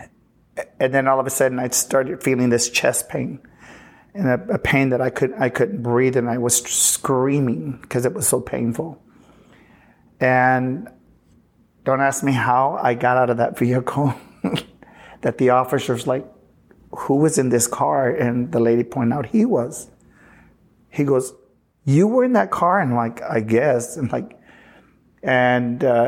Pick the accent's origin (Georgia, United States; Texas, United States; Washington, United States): Texas, United States; Uvalde; moved away; also born or lived in Houston, Texas; I'm originally from Uvalde